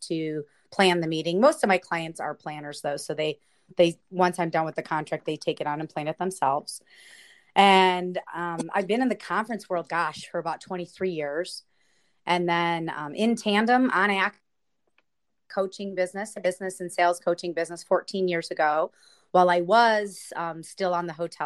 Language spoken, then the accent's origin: English; Cleveland, Ohio, United States; moved away as an adult; now in San Diego, United States; I'm originally from Cleveland, Ohio